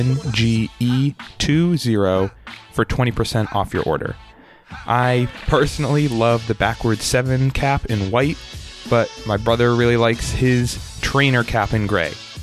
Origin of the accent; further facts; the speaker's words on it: outside of Boston, Massachusetts, United States; I am outside of Boston in my childhood bedroom